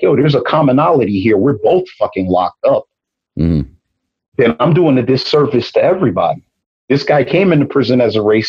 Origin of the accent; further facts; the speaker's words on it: New York City, New York, United States; I'm from Brooklyn